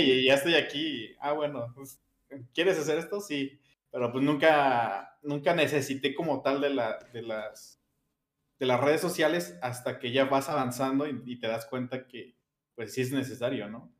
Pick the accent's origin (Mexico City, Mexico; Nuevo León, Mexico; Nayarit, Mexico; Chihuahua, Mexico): Mexico City, Mexico; soy de Iztapalapa, mm, aquí de la Ciudad de México